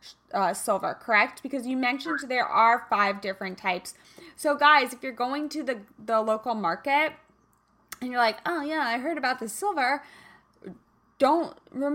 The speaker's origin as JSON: {"language": "English", "region": "Kansas", "country": "United States", "tie": "born or raised there", "moved": "yes", "said": "I'm from Kansas originally, so I was raised, you know, playing out in the backyard"}